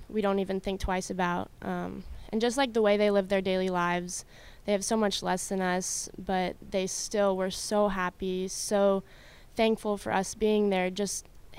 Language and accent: English; Colorado, United States; moved away as an adult; also born or lived in California; now in Clarksville, United States; I moved to Colorado when I was about 3, so, and then I grew up in Colorado